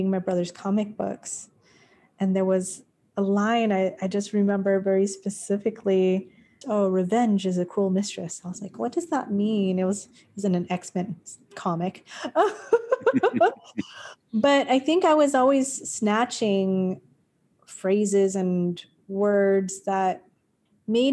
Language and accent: English; Long Beach, California, United States; moved away as an adult; also born or lived in Highland Park, Los Angeles; I grew up in Highland Park, which is in Northeast L.A. Then I grew up in Long Beach until I was 18. I moved when I was 10.